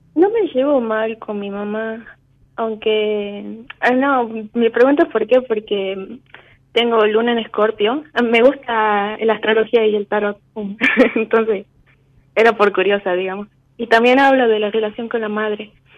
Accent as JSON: {"language": "Spanish", "region": "Tucumán", "country": "Argentina", "said": "De Tucumán."}